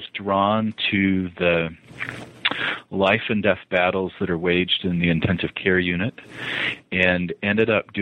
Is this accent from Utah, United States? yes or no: yes; Montana and Utah, United States; moved away as an adult; also born or lived in the South, United States / Boston, Massachusetts; now in Utah, United States; I am a child of the Rockies. I was born in the South, but didn't last long there as my family moved to Montana. And then was an adolescent in Utah and then moved to Boston